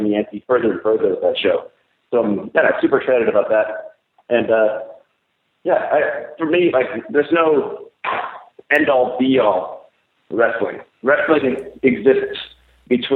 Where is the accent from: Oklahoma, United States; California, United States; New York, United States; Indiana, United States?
California, United States; Los Angeles; it's in Los Angeles, which is my hometown